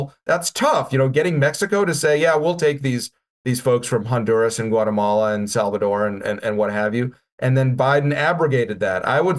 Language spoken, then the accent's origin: English; Russia; moved away; also born or lived in Canada; Although I did not stream across the southern border. I enjoyed immigrating so much from Russia